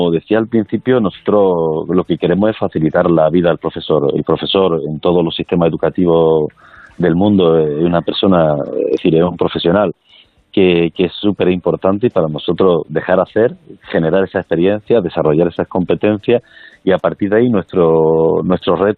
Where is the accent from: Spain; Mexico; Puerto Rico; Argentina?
Spain; Granada, Andalusia; como granadino